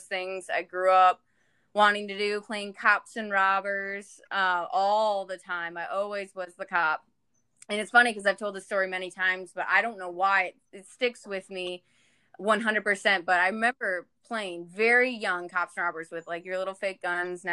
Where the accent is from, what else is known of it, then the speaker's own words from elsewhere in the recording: Michigan, United States; I'm originally from Michigan. I grew up with three other siblings